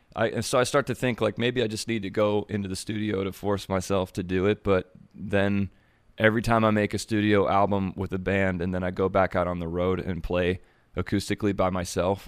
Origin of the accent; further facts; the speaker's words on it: Springfield, Ohio, United States; The one I'm from is is the big Springfield in between um, Dayton and Columbus